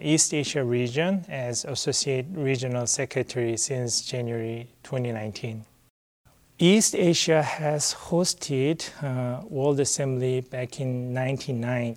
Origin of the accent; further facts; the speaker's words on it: South Korea; I'm from South Korea